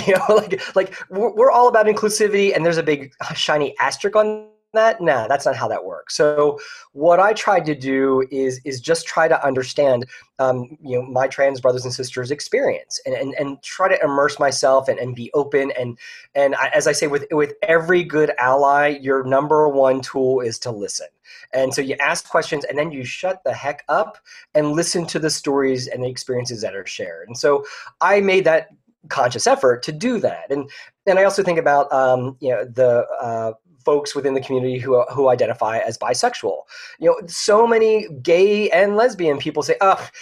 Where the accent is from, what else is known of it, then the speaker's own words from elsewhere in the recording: Philadelphia, Pennsylvania, United States; also born or lived in Ohio / abroad; now in Orlando, United States; I grew up in the Philadelphia area